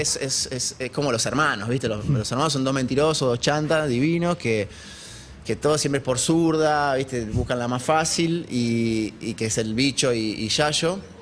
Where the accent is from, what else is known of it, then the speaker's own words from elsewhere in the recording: Argentina; si bien era chico, como cualquier argentino